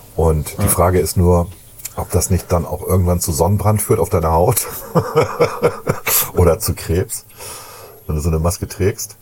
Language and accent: German; Germany